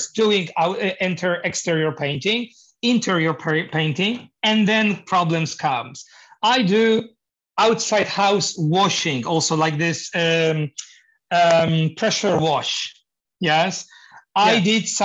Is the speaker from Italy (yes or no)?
no; Poland; English is a second language; moved away as an adult; now in Norway; when I moved to Norway, because I'm originally from Poland, by the way. Yeah, so I moved 8 years ago